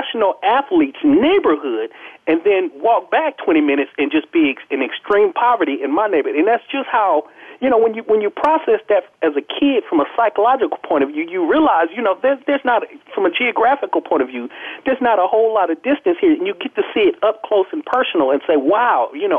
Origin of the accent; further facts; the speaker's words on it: Los Angeles, California, United States; I was born and raised in South Central Los Angeles, the youngest of 9 children in a single parent home.